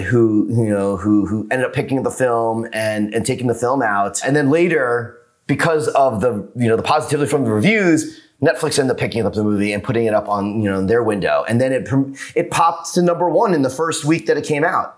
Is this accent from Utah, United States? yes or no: no; New York, United States; now in Los Angeles, United States; I'm from New York and now living